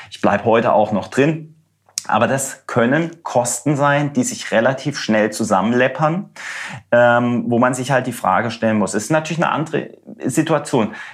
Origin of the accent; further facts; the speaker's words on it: Germany; weil ich gesagt habe, bin Deutscher, ich will im Netz.